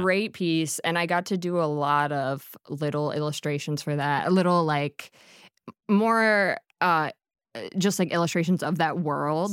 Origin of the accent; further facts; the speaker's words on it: Harleysville, Pennsylvania, United States; I'm from Harleysville, Pennsylvania